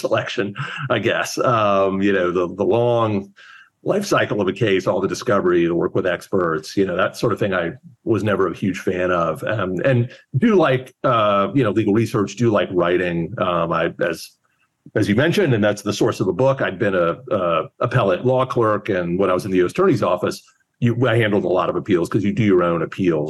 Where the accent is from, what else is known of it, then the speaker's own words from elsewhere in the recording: Houston, Texas, United States; moved away as an adult; also born or lived in Washington, D.C. / New York; I'm from Houston, and I grew up in Houston.